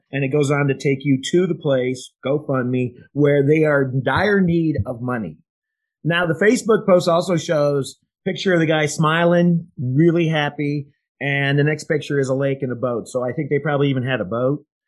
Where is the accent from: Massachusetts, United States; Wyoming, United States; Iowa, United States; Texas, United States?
Iowa, United States; I'm from Iowa.